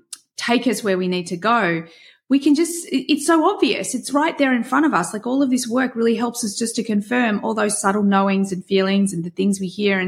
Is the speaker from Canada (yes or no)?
no; Australia; I'm Australian and we have terrible tall poppy syndrome here in Australia